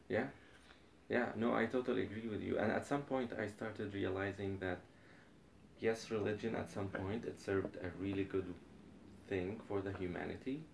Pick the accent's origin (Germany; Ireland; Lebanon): Lebanon; moved away as an adult; also born or lived in Utah, United States; now in Los Angeles, United States; I was born and raised in Lebanon until I was 20, 24 when I moved to United to the United States